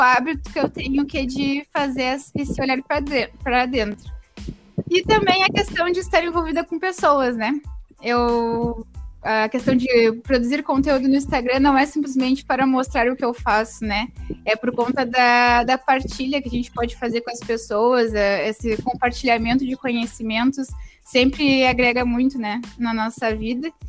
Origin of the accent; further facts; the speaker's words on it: Pelotas, Rio Grande do Sul, Brazil; sou de Pelotas, Rio Grande do Sul. Então, estou um pouquinho longe, vamos dizer assim. Mas uh, no caso, nasci aqui no Grande do Sul